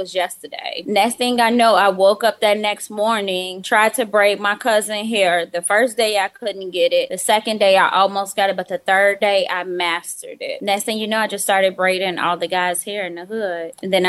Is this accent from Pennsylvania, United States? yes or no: no; Chicago, Illinois, United States; When I was younger, I lived in the hood